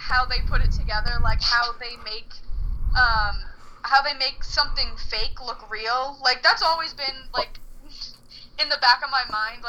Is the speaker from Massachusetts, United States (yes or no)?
yes; Boston, Massachusetts, United States; Like whenever I go out of state, people are like, "Oh, you're from Boston. Where's your accent?"